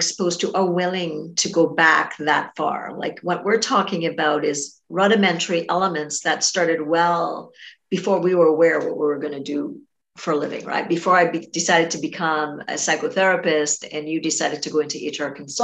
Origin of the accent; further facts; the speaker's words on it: Trinidad & Tobago; I'm from Trinidad and Tobago and grew up in a little small village